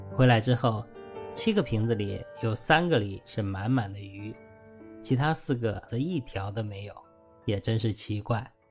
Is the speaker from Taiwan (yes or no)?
no; northern China, China; moved away; 我的家乡虽然在北方，但小时候田边都有灌溉用的饮水渠